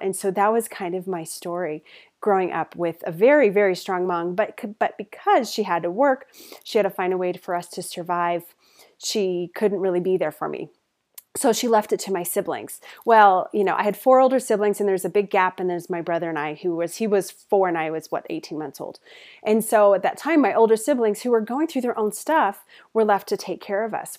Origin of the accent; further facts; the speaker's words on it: Denver, Colorado, United States; moved away as an adult; also born or lived in Portland, Oregon; I moved to Portland from Denver, moved to Portland, Oregon